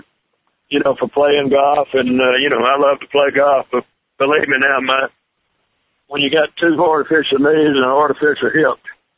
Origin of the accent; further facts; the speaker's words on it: Rome, Georgia, United States; moved away as an adult; born and raised in Georgia